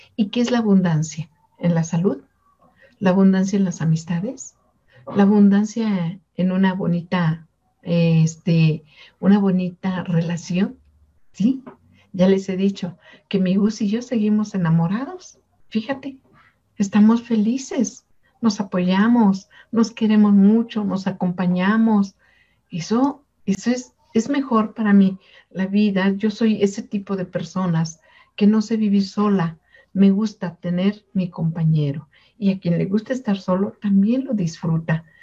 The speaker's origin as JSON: {"language": "Spanish", "country": "Mexico", "said": "somos de México"}